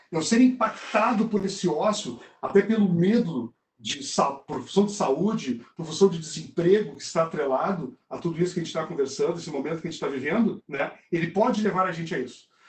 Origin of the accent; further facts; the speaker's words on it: South Region, Brazil; eu e tu, somos do Sul